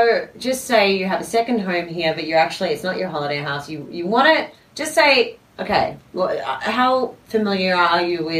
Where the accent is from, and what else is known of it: Australia